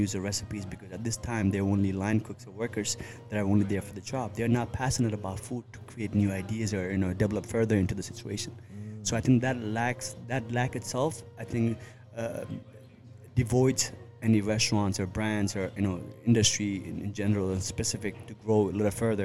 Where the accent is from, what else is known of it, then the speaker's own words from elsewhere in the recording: New York, United States; also born or lived in Chitwan, Nepal; when I was growing up in New York